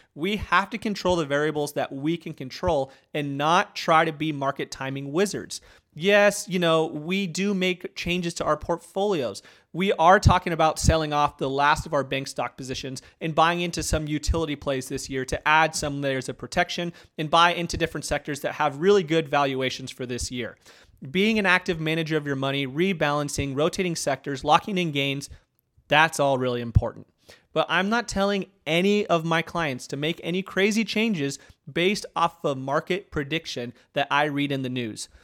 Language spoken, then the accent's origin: English; Arizona, United States; now in Auburn, United States; growing up in Arizona